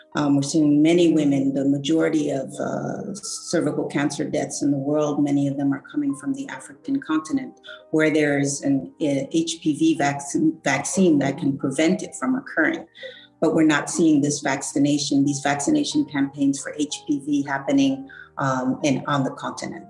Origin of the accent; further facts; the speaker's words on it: Mali; I'm from Mali.